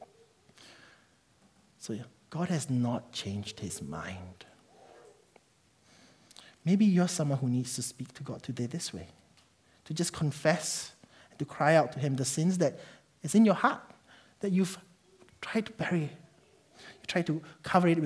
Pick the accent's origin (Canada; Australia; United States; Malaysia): Malaysia; now in New Zealand; I'm Malaysian.